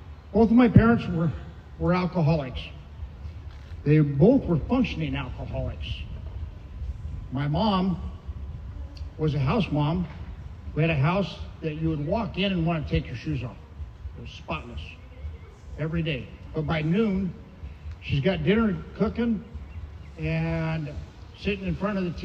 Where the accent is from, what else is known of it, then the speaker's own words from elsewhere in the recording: Santa Ana, California, United States; also born or lived in Albuquerque, New Mexico; settling in Santa Ana. I was 3 years old